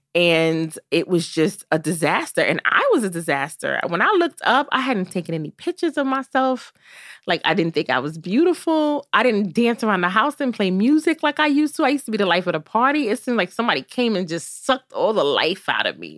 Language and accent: English; New York City, New York, United States; Growing up in Brooklyn was amazing. I'm so happy that I grew up in this city